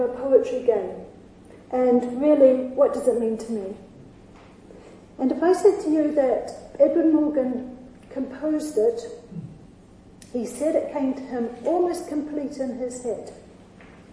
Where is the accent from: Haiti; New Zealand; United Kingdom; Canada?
New Zealand; moved away; I come from New Zealand